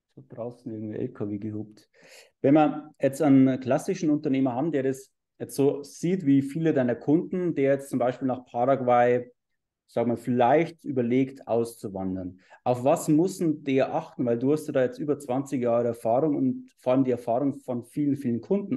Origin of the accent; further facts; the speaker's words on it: Bavaria, Germany; bei uns in Bayern äh, so anschaust, wir haben ja diese, diese Holzfassaden